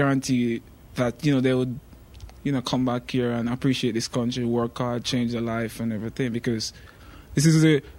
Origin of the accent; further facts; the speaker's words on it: Jamaica; now in United States; as a Jamaican, you know, it's like, as a black Jamaican.